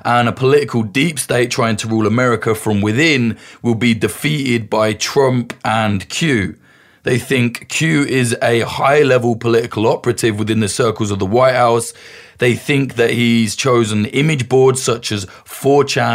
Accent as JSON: {"language": "English", "country": "United Kingdom", "said": "I'm British"}